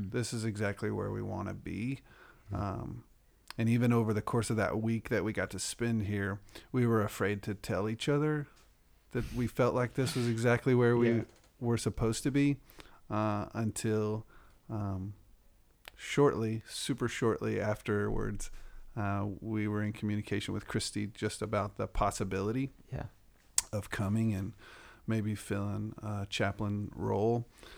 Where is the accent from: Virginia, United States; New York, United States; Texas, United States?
Texas, United States; Okay. Well, I grew up in West Texas, and immediately after graduating from college, went into student ministry